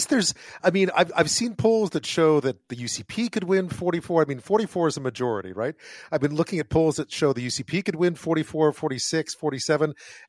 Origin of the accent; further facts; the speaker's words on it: Montreal, Quebec, Canada; moved away; I grew up in Montreal.